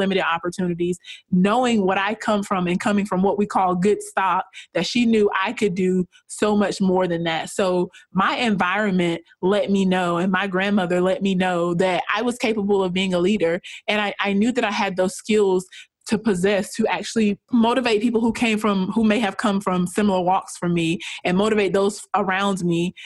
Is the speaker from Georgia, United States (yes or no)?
yes; rural Georgia, United States; I am from a very rural area of Georgia, very small town, no more than 5,000 people live in my hometown. And I grew up in a very economically disadvantaged environment.